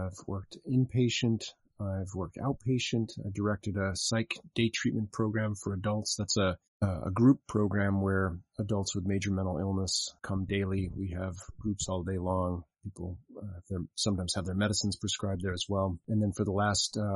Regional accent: Salt Lake City, Utah, United States; moved away; I spent part of my growing up in Salt Lake City, Utah

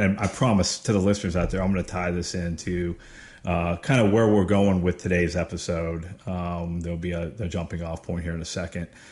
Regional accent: Erie, Pennsylvania, United States; where we grew up in Erie, Pennsylvania

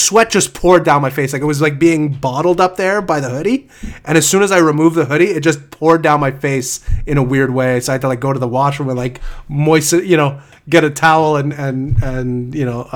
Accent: Canada; I'm from Canada

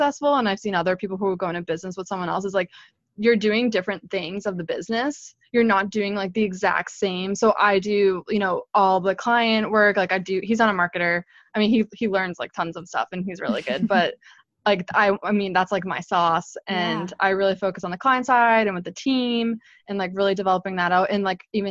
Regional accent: Boston, Massachusetts, United States; also born or lived in New Hampshire; I'm based here, born and raised in Boston

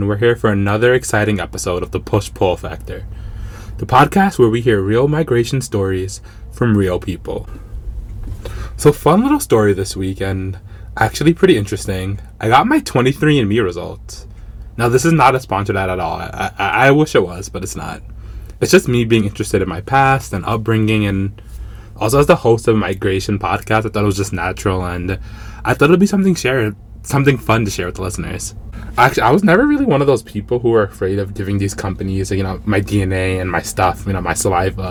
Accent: New York City, New York, United States; I'm ethnically Jamaican, but I was born and raised here in the States, obviously in New York

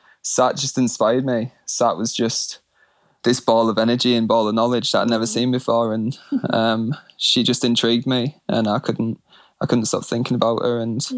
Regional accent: Scotland, United Kingdom; also born or lived in England; And so I was born in England, grew up in Scotland. I'm the youngest of two older brothers and an older sister.

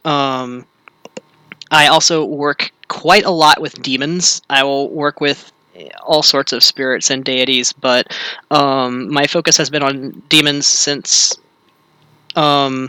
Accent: Louisiana, United States; now in Portland, United States; I am originally from Louisiana

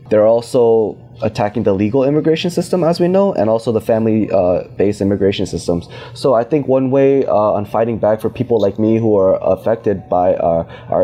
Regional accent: Virginia, United States; I'm from Virginia.

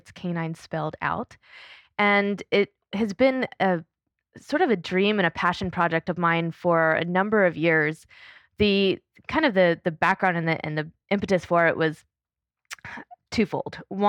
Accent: Panama; As a kid. Yeah. I grew up in Panama in Central America

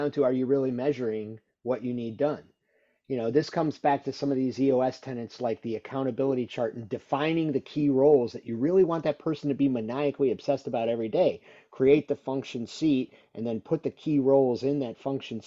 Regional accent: Illinois, United States; moved away; I grew up in Illinois.

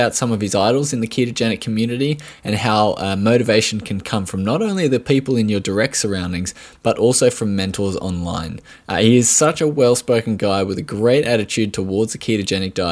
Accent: Australia; accent: Australian

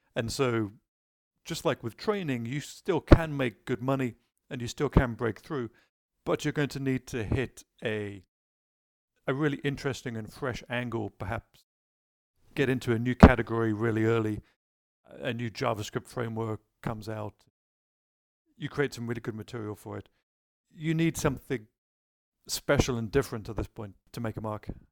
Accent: United Kingdom; being British myself

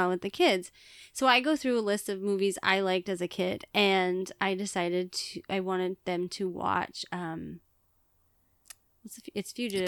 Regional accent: Billings, Montana, United States; moved away; I was born in Billings, which is the biggest city

